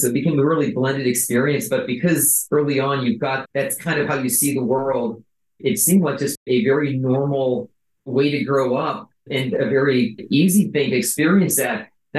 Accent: Buffalo, New York, United States; So I was born in Buffalo, New York. I'm one of five kids. The interesting thing with my family is my dad is from India. He was born right outside of Mumbai. My mom is a Russian-German background

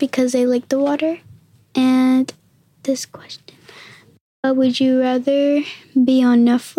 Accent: New York City, New York, United States; I was born in Queens, too.

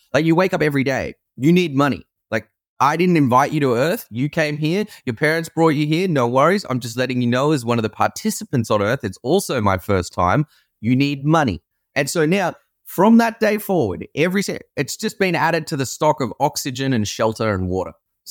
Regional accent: Sydney, New South Wales, Australia; moved away as an adult; also born or lived in San Francisco, United States; I'm from Sydney, Australia, and I used to live and work in San Francisco

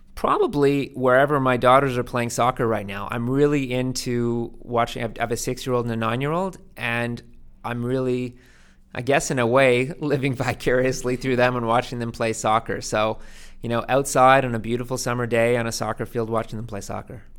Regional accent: Vancouver, British Columbia, Canada; now in Toronto, Canada; I grew up in Vancouver

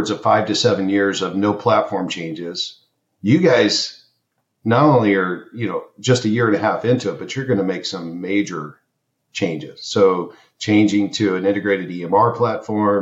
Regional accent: Kansas City, United States; Kansas City, my hometown

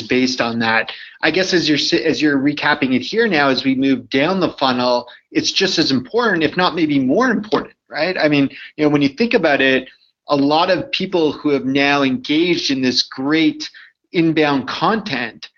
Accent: Canada; I'm Canadian

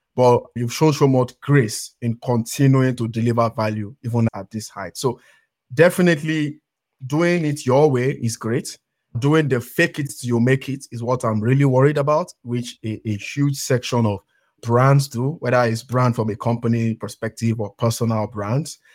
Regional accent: Nigeria; I come from Nigeria

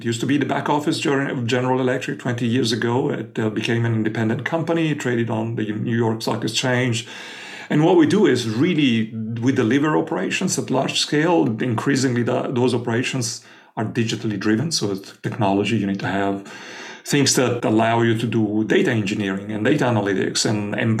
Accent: Florence, Tuscany, Italy; born there; moved away; I was born in Florence, Italy, but I ended up living most of my life elsewhere.

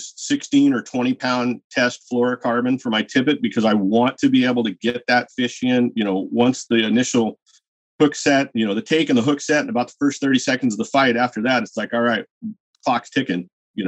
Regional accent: Washington, United States; I grew up in Washington State killing hatchery fish

